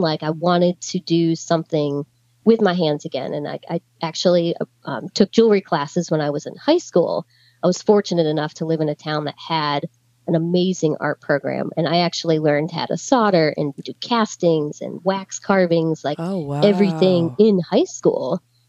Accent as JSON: {"language": "English", "town": "Gettysburg", "region": "Pennsylvania", "country": "United States", "tie": "born or raised there", "said": "You know, I grew up right outside of Gettysburg. I spent every weekend there going to the museums and always admired it, never planned on collecting."}